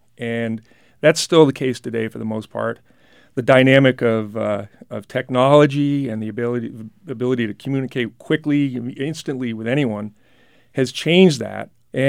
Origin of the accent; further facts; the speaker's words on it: New Hampshire, United States; I have just always loved my home state.